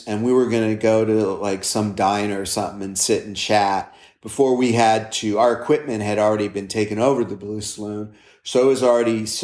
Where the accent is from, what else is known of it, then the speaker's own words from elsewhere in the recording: Los Angeles, California, United States; growing up in Los Angeles